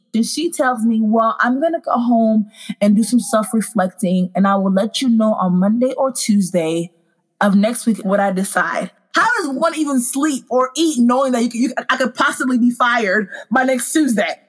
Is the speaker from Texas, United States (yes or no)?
yes; Dallas, Texas, United States; also born or lived in Congo; I am originally from Congo, but my family brought me to America when I was nine months old, and I've lived in Dallas, Texas ever since